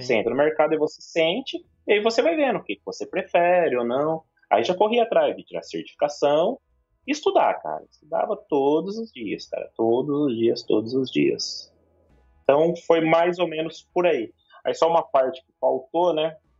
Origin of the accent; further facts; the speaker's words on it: São Paulo, Brazil; also born or lived in Maringá; São Paulo é minha terra